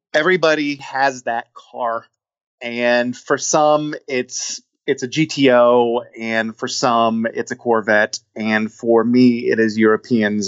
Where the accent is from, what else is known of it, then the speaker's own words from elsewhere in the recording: Midwest, United States; also born or lived in Atlanta; now in Cincinnati, United States; I'm originally from the Midwest